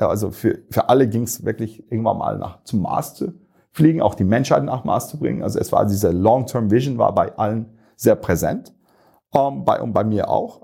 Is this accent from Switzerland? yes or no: no; Turkey; moved away as an adult; also born or lived in United States; now in Munich, Germany; ich bin gebürtiger Türke, aber irgendwann mal mit 18 hat es mich nach München gebracht